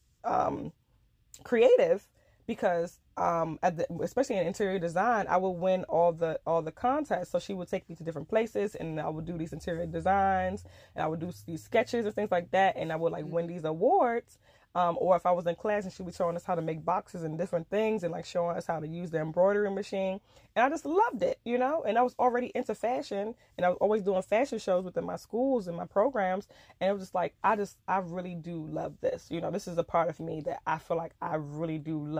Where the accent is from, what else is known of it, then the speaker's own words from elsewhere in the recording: Nigeria; because I'm African, because I'm Nigerian, and the way I was brought up